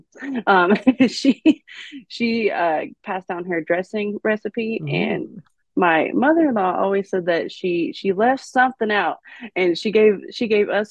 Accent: Shreveport area, Louisiana, United States; moved away as an adult; now in Colorado, United States; We lived in around the Shreveport area

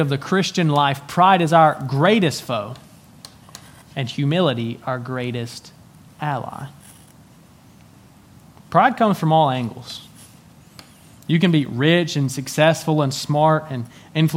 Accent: Tennessee, United States; I was born and raised in Tennessee

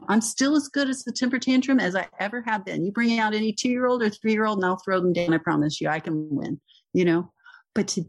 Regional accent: Texas, United States; I'm from Texas

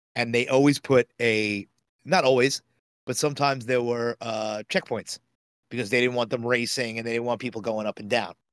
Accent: New York City, New York, United States; I grew up in Bayside

